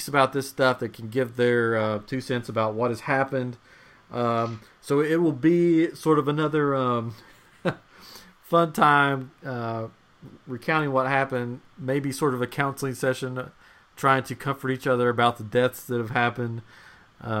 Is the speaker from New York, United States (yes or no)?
no; Tennessee, United States; we're from Tennessee